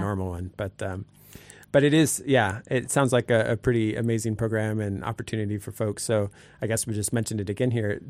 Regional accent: Sitka, Alaska, United States; I grew up here in Sitka and have now lived here

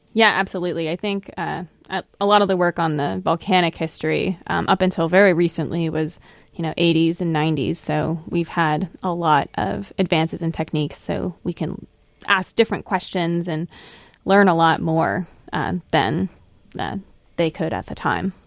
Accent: Florida, United States; moved away as an adult; also born or lived in Buffalo, New York; now in New Hampshire, United States; I grew up in Florida, And I went to grad school in Buffalo, New York, and now I'm in New Hampshire

